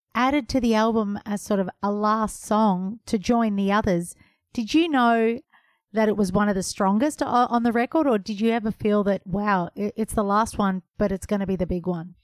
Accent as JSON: {"language": "English", "town": "Melbourne", "region": "Victoria", "country": "Australia", "tie": "born or raised there", "said": "my hometown"}